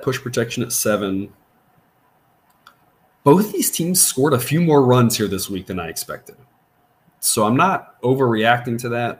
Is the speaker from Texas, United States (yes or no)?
yes; Corpus Christi, Texas, United States; I grew up in Corpus Christi. You know, I grew up tracking hurricanes. I know hurricane lingo.